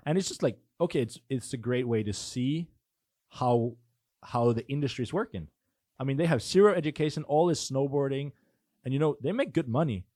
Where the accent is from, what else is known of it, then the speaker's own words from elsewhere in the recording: Denmark; also born or lived in Norway; I'm from Denmark